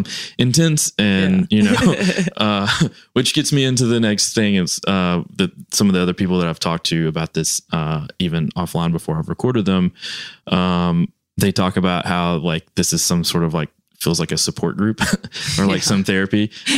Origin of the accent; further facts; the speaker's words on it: the South, United States; because I grew up in the South